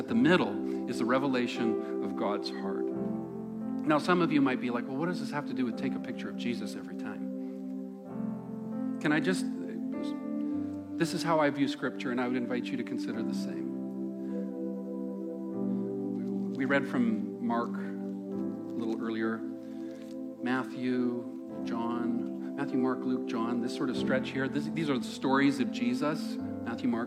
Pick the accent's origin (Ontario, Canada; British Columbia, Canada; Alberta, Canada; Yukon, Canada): British Columbia, Canada; Langley; where I grew up in the Lower Mainland